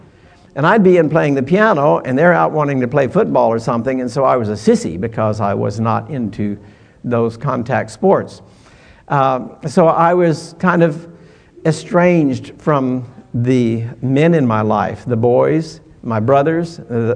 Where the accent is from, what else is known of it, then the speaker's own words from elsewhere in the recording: Mississippi, United States; accent: Southern English; moved away; also born or lived in California / Korea; I was from Mississippi, and I was the only one from the South.